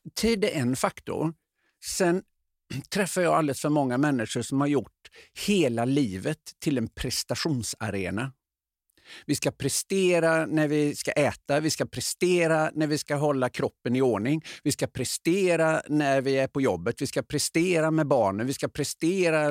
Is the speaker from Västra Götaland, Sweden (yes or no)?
yes; Öckerö, Västra Götaland, Sweden; moved away; hemma på Öckerö